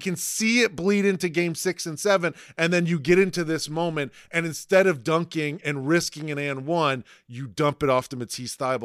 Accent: Toledo, Ohio, United States; I'm from Toledo

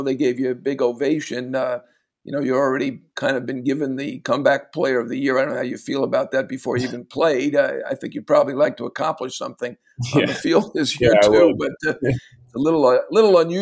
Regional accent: New York, United States; as a New Yorker

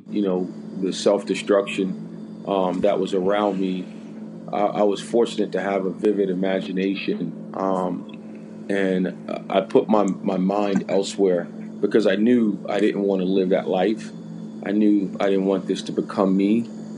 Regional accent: Jersey City, New Jersey, United States; moved away; growing up in Jersey City, losing my parents pretty young

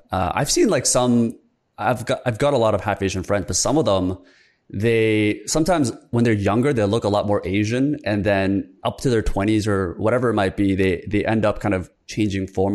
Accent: Canada; also born or lived in South Korea; I grew up in Korea. I was born in Korea until I was seven, moved to Canada

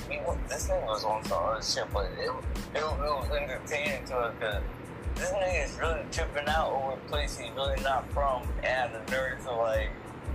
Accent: Liberty, United States; also born or lived in Long Island, New York; What the hell do I claim Liberty? Just because I grew up there, don't mean I'm from there.

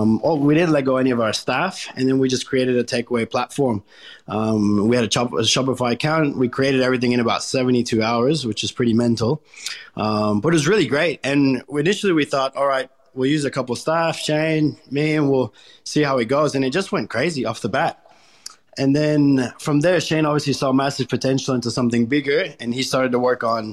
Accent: Colombia; also born or lived in United States / Caribbean; now in Australia; I was born in Colombia, and then when I was about 3 years old, I moved to the United States. There I lived for multiple years. And then from there, we moved back to Colombia when I was about 11.

